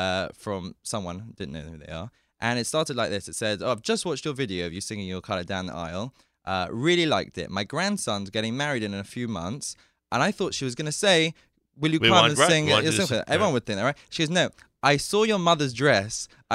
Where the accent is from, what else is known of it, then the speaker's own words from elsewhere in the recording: London, United Kingdom; Even in London. And I would listen to all the CDs.